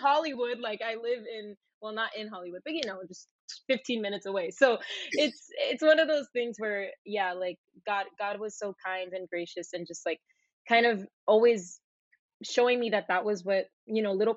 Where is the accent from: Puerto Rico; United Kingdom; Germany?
Puerto Rico; moved away as an adult; also born or lived in Miami, Florida, United States / Florida, United States; now in Los Angeles, United States; I was born in Miami. I was raised in Puerto Rico.